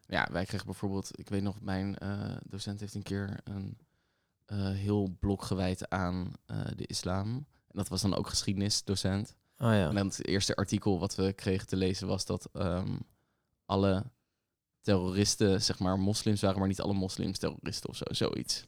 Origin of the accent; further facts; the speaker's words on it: The Hague, South Holland, Netherlands; ik kom zelf dus uit Den Haag. Ehm, en wij hadden een middelbare school naast het katshuis.